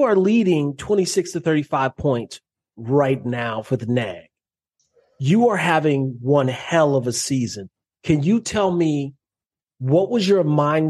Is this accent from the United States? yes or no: yes; Minnesota, United States; moved away; we're both from Minnesota.